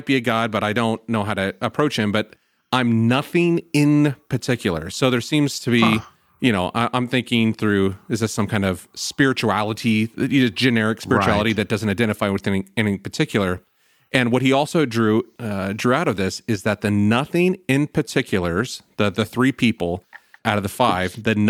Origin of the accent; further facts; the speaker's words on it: Salem, Illinois, United States; I grew up in Salem, Illinois, very small town. You about couldn't drive down a street without finding another church.